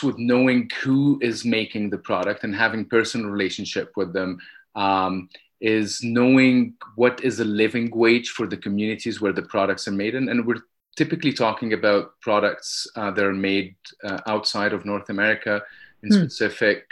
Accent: Egypt; I grew up in Egypt

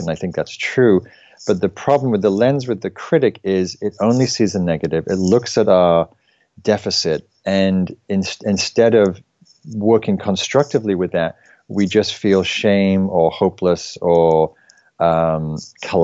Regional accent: England, United Kingdom; now in United States; I was brought up in England

